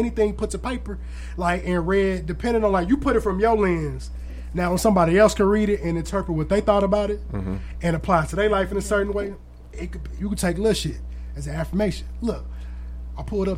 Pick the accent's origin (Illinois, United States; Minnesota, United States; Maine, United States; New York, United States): Illinois, United States; Aurora; now in St. Louis, United States; I'm from Aurora, Illinois.